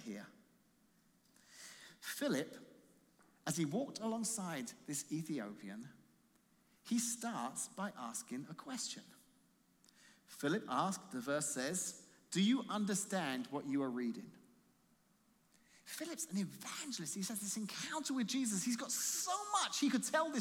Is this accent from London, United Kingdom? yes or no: yes; Croydon, London, United Kingdom; now in Colorado, United States; I said, where in London? She said, Croydon. I said, so am I.